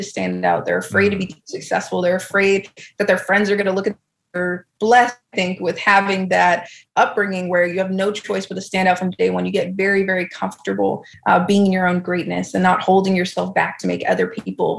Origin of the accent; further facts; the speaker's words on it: South Shore, Massachusetts, United States; I'm actually from a small town in Massachusetts, so on the South Shore